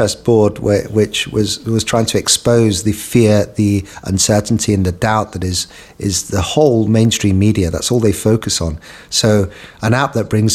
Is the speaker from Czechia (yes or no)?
no; United Kingdom; moved away; my home country in the UK